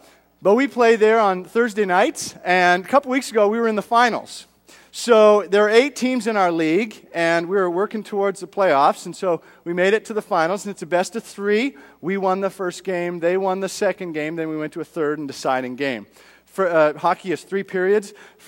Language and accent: English; Edmonton, Alberta, Canada; I was from Canada. Grew up in Edmonton, straight north, all the way up.